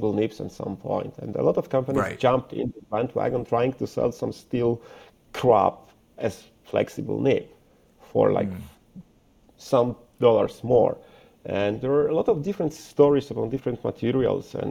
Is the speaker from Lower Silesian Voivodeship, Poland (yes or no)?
no; Warsaw, Masovian Voivodeship, Poland; English is a second language; I'm a guy from Warsaw who makes Urushi pens.